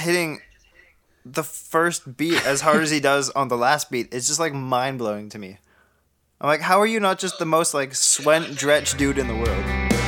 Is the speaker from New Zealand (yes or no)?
no; Canada; I'm Canadian.